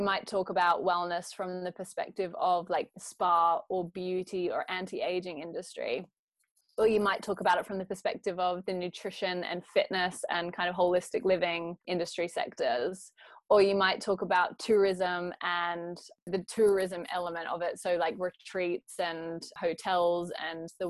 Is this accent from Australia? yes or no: yes; Australia; accent: Aussie; moved away; I grew up in Australia